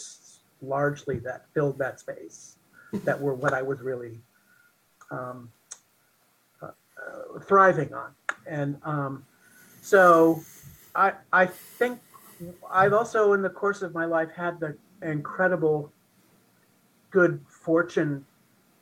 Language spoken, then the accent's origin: English; United States; growing up in Eisenhower, America, as a little gay boy